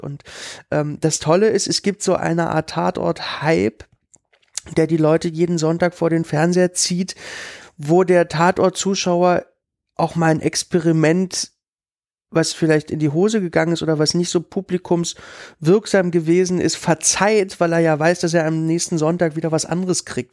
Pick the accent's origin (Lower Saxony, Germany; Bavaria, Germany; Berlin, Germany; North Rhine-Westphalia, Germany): Berlin, Germany; ich komme ja aus Lichtenberg